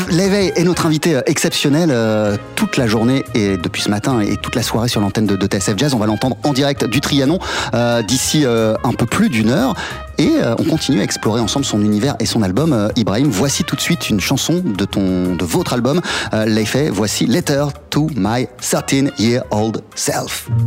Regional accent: China; moi je suis chinoise, je suis occidentale, je viens du classique, j'aime le jazz

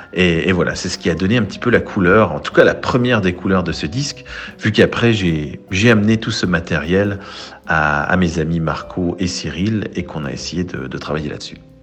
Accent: Switzerland

